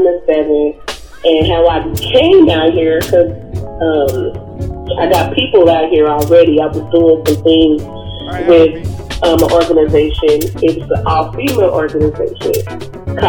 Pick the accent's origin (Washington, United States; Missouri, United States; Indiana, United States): Missouri, United States; Kansas City; now in New York, United States; I'm not originally from New York, but I do reside in New York. I represent the Midwest, Kansas City, Missouri.